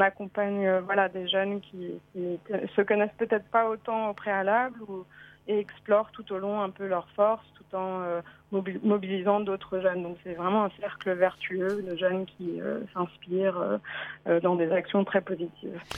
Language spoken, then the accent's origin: French; France; moved away as an adult; also born or lived in United States; je suis revenue en France, euh, mon pays d'origine